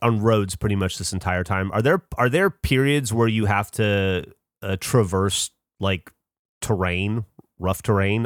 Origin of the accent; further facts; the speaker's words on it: Alabama, United States; moved away; also born or lived in upstate New York; I grew up in Alabama